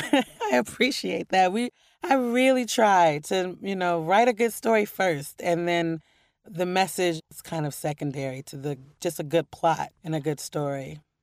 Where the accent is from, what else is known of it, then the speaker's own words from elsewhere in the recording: Portland, Oregon, United States; moved away as an adult; also born or lived in New York; growing up in Portland and loving poetry as a kid